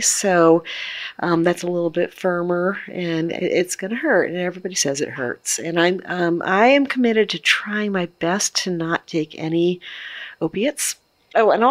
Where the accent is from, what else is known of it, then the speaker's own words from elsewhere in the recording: Maryland, United States; I'm from Maryland. I love Maryland.